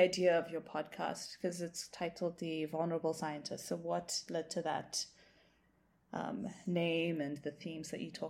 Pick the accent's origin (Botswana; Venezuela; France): Botswana; moved away as an adult; now in Montreal, Canada; I was born and raised in Botswana. I did most of my schooling there, but I'm currently based in Canada, in Montreal.